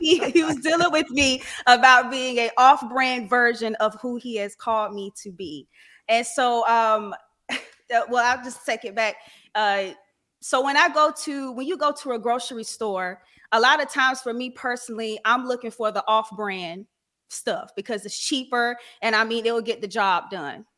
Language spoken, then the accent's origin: English; Raleigh, North Carolina, United States; I'm from Raleigh, North Carolina